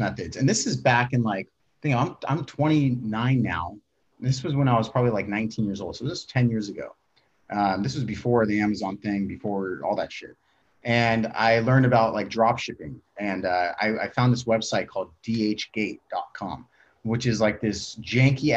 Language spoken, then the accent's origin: English; Tracy, California, United States; I'm from Tracy, California. It's a small town, fucking nothing going on there